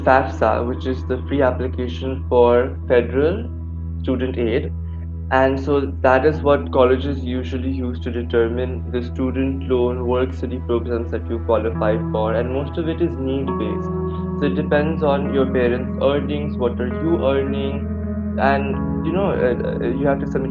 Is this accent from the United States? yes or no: yes; California, United States; now in India; I was born and brought up in California